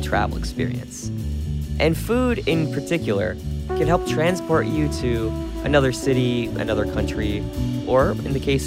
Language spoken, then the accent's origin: English; Jersey Shore, New Jersey, United States; moved away; I am from the Jersey Shore